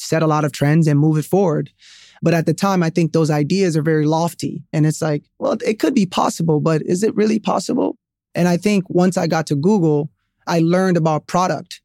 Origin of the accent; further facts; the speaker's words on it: Sierra Leone; moved away; also born or lived in Atlanta, United States; I was born in Sierra Leone, West Africa.